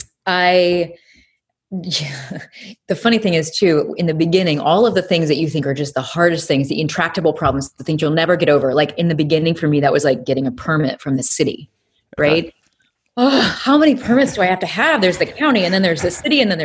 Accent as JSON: {"language": "English", "town": "Peoria", "region": "Illinois", "country": "United States", "moved": "yes", "said": "I'm really originally from Illinois, Peoria, Illinois"}